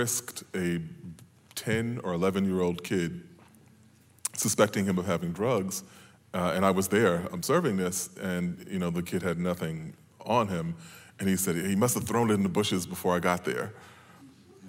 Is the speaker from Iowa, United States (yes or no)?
no; New York, United States; I was raised in New York in the 1970s and 80s